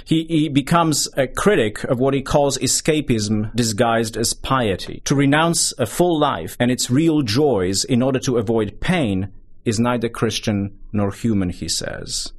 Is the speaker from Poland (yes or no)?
yes; southern Poland, Poland; moved away as an adult; now in United States; I grew up in Poland, in southern Poland, towards the tail end of, uh, the Soviet bloc years